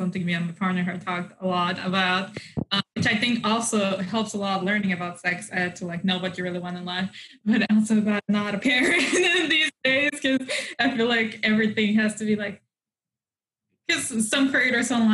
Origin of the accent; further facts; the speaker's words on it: Mexico; moved away; when I grew up in Mexico